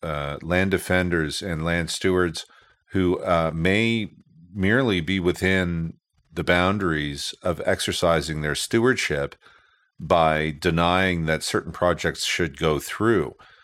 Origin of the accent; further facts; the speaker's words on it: Eastern Canada, Canada; born there; even though I was born here. I was born in Eastern Canada.